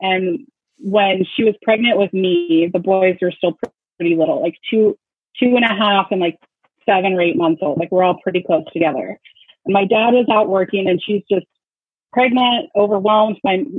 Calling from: Seattle, Washington, United States; I'm from Seattle.

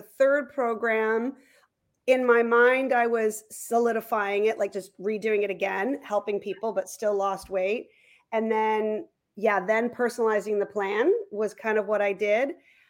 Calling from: Toronto, Ontario, Canada; I'm coming from Leaside in Toronto.

